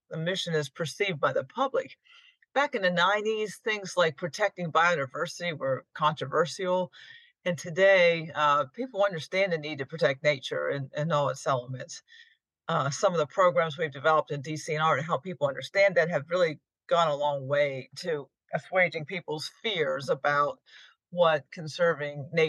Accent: Fishing Creek Valley, north of Harrisburg, Pennsylvania, United States; I grew up in a rural area north of Harrisburg, Fishing Creek Valley

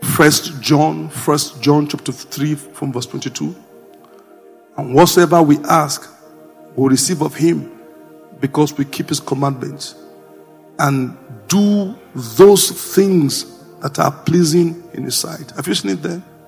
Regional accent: Jos, Plateau, Nigeria; I grew up in Jos

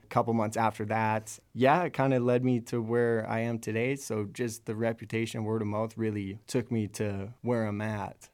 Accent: Lethbridge, Alberta, Canada; I'm from Lethbridge, Alberta.

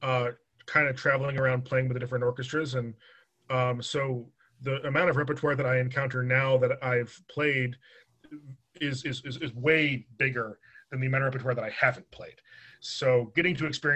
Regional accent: Long Island, New York, United States; moved away as an adult; now in Delaware, United States; I grew up on Long Island

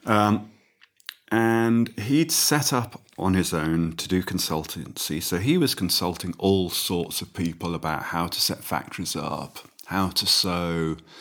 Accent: Midlands, United Kingdom; I grew up in the Midlands

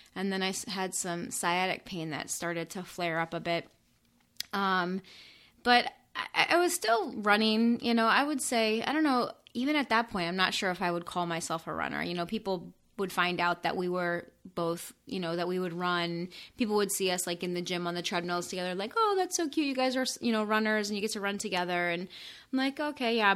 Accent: Florida, United States; moved away as an adult; also born or lived in northern Indiana; I'm from Florida

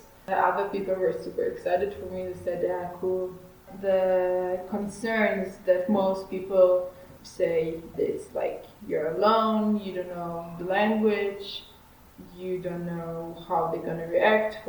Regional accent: Israel; I'm from Israel

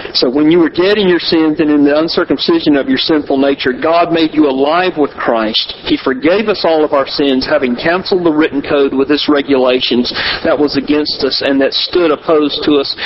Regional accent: the South, United States; I grew up in the South, so most people I've talked to have some church affiliation

